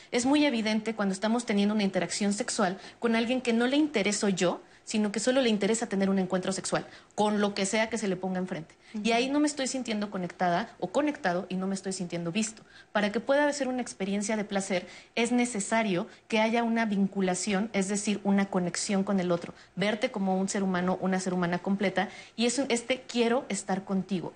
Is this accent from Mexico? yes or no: yes; Mexico; una cultura como la mexicana, donde no sabemos decir no